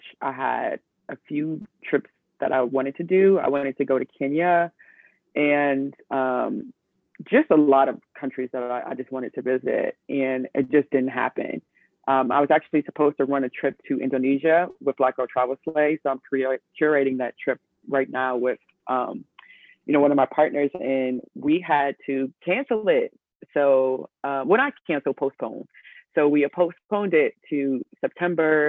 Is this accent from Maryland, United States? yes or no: yes; Maryland, United States; I am from Maryland originally